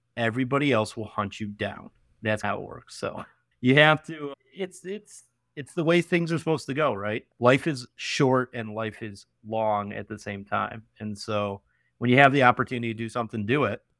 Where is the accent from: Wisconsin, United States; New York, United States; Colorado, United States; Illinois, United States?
New York, United States; Canandaigua; moved away as an adult; also born or lived in Rochester, New York; now in Buffalo, United States; I moved from Canandaigua to going to school at University of Rochester